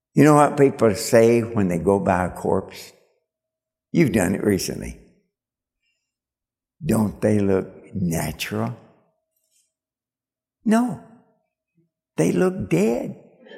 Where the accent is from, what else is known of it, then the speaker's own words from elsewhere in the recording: Kentucky, United States; I'm from Kentucky.